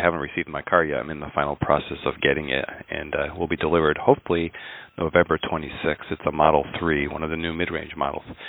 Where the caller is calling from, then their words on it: Connecticut, United States; I'm calling from Connecticut